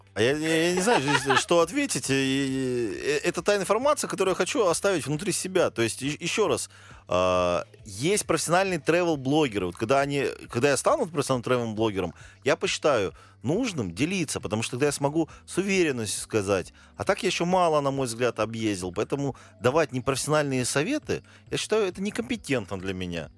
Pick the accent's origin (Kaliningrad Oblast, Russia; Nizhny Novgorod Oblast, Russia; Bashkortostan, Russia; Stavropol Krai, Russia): Stavropol Krai, Russia; Pyatigorsk; я родом из Пятигорска